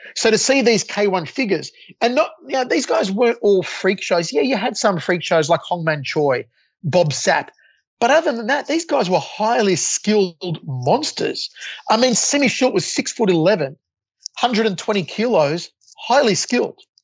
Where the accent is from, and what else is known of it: Australia; moved away as an adult; also born or lived in Las Vegas, United States